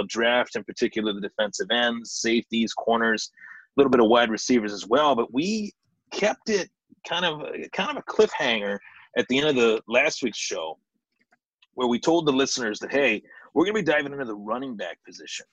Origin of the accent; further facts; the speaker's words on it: Lockport, New York, United States; fellow Lockportians, being that that's my hometown